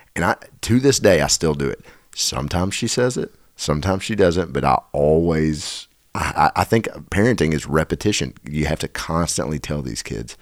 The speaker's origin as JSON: {"language": "English", "town": "Nashville", "region": "Tennessee", "country": "United States", "said": "I'm from Nashville in the South."}